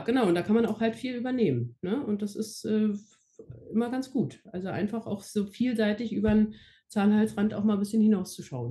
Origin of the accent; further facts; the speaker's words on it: Berlin, Germany; also born or lived in Frankfurt am Main; Berlin-Brandenburg ist ja hier nur meine Heimat